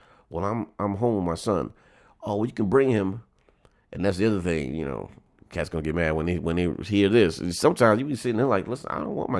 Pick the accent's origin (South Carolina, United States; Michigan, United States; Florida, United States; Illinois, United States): Florida, United States; Tallahassee; Well, because … and I'm from Tallahassee.